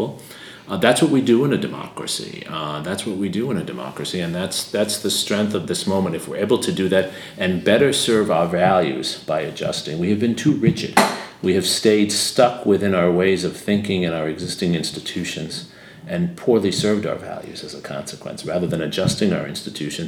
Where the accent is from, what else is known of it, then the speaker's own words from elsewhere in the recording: United States; I grew up with in the United States in the 1980s